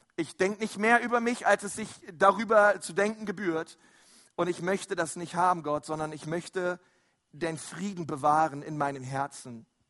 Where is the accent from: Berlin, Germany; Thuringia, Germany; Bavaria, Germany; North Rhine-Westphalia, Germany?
Berlin, Germany; also born or lived in Franconia; now in Nuremberg, Germany; ich bin ja ein Zugezogener, ich bin ja eigentlich ein Berliner. Und ähm, wir in Berlin, wir haben da so manchmal ganz andere Ausdrücke